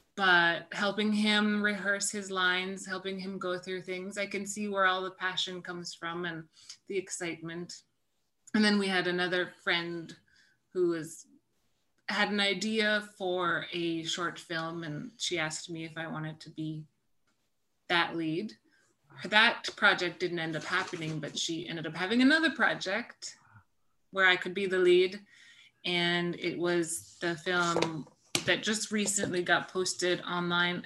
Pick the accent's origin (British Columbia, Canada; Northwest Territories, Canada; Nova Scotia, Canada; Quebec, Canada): Northwest Territories, Canada; Inuvik; moved away as an adult; now in Ottawa, Canada; Inuvik, where I spent my all of my schooling there, kindergarten to grade 12. So I was there about 13 years.